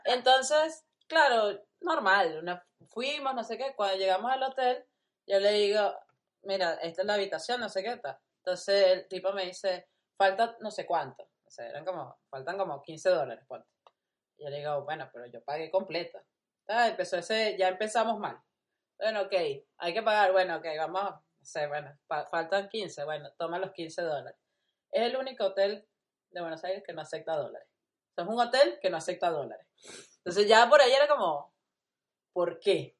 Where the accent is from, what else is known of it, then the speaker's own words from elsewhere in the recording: Venezuela; moved away as an adult; now in Uruguay; yo tengo tres años eh, en Uruguay, pero soy venezolana